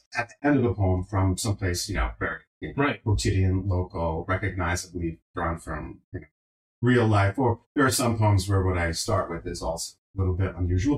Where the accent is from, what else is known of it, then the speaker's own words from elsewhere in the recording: Johnston, Rhode Island, United States; moved away; my hometown, Johnston